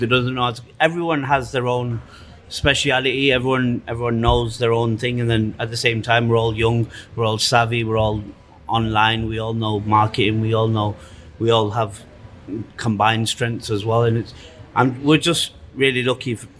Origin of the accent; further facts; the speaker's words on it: Manchester, North West England, United Kingdom; also born or lived in Germany / Pakistan; now in Winnipeg, Canada; I'm half Pakistani, half Irish. We're from like Canada, from England.